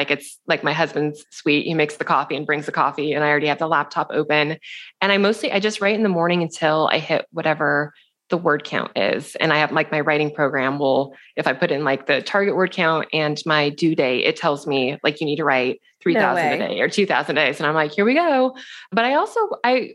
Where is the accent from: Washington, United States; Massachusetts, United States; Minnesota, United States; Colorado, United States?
Washington, United States; Seattle; moved away as an adult; also born or lived in New York City; We're both from Seattle